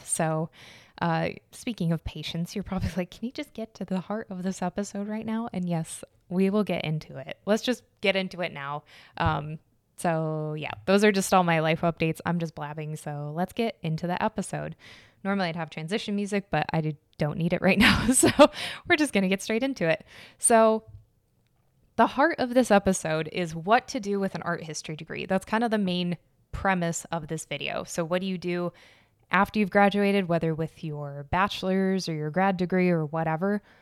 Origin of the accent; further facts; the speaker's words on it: Arizona, United States; I was born and raised in Arizona, so Spanish was just, like, everywhere.